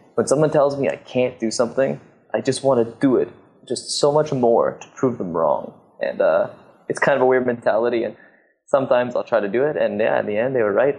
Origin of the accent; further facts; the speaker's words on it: Squamish, British Columbia, Canada; I grew up in Squamish in Canada